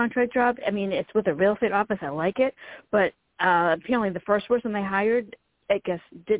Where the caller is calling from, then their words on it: Virginia, United States; From Virginia.